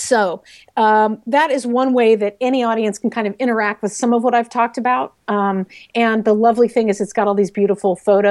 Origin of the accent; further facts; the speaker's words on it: Texas, United States; I'm from Texas